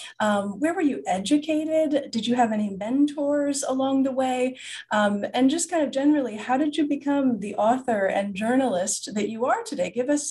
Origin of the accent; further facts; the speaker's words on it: United States; And, I'm an American and I know now it's very different here